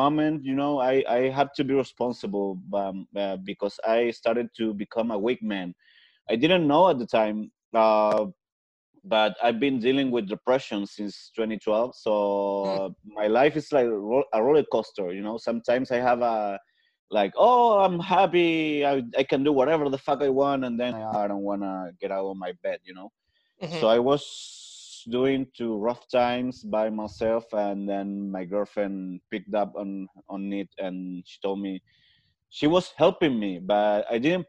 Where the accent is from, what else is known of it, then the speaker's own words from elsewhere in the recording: Chile; first language Spanish; English is a second language; I live in Chile, born and raised. My first language is Spanish, so pardon if I have an accent